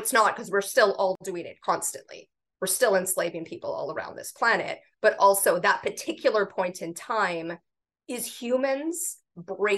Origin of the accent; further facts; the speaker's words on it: Canada; as a Canadian.